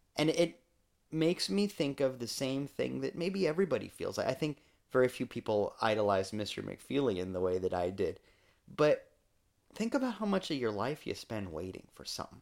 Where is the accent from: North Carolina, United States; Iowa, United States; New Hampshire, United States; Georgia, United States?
Iowa, United States; now in Florida, United States; I am a Midwesterner at heart still.